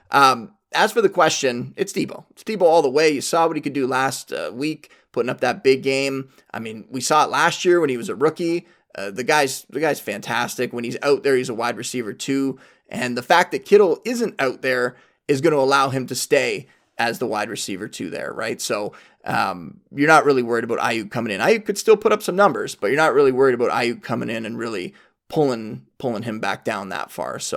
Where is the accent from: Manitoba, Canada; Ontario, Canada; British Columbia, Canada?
Ontario, Canada; Niagara Falls; Uh, we go way back, uh, back to high school, growing up in Niagara Falls together, played football together.